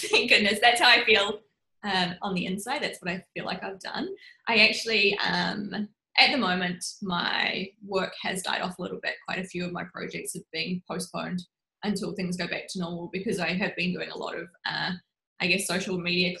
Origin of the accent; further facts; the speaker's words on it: Rotorua, Bay of Plenty, New Zealand; moved away; Yeah, I grew up